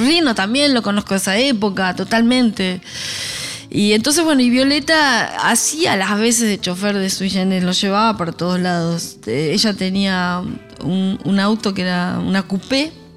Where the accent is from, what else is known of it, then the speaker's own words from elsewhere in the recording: Buenos Aires, Argentina; Soy porteña